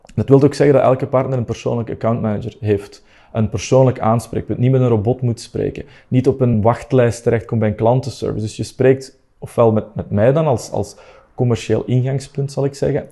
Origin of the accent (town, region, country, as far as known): Belgium